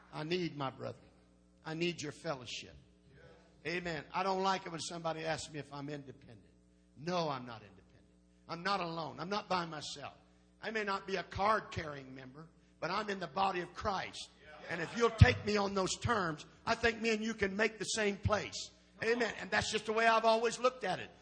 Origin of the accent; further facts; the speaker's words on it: Indiana, United States; I'm from Indiana